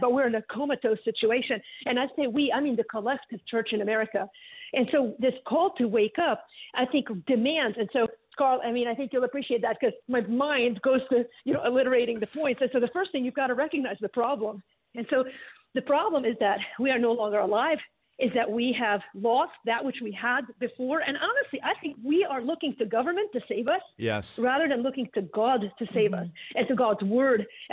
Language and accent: English; Beirut, Lebanon; now in United States; I grew up in Beirut.